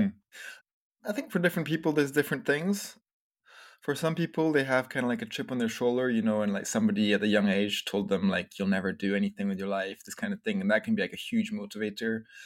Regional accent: France; also born or lived in Scotland; I was born in Scotland, but we grew up, I grew up in France. My family moved to France when I was a little baby

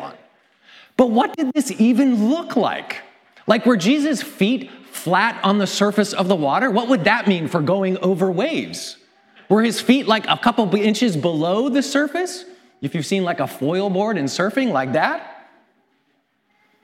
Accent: Canada; As a Canadian

